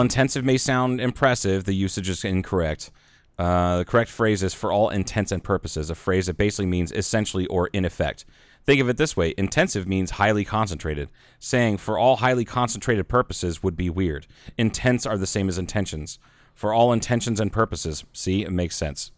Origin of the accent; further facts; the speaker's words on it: Southern Midwest, United States; also born or lived in Northwest Arizona; now in Arizona, United States; but it's like Southern Midwest, 'cause I'm not from the Upper Midwest